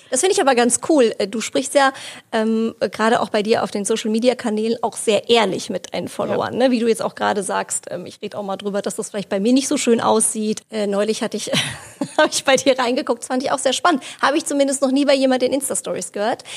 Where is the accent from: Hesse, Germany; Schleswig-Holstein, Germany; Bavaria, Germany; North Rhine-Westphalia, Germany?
Hesse, Germany; für mich als Hessin